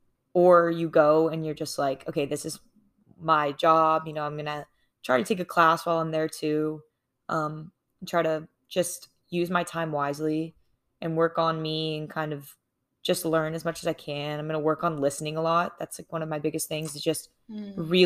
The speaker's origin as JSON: {"language": "English", "town": "Charlotte", "region": "North Carolina", "country": "United States", "tie": "born or raised there"}